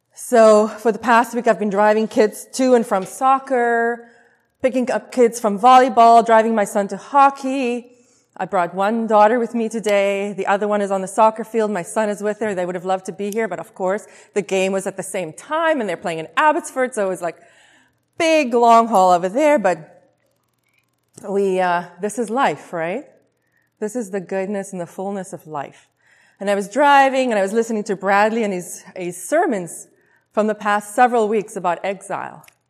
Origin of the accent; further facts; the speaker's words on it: South Africa; moved away as an adult; also born or lived in Taiwan; now in Vancouver, Canada; I was born and raised in South Africa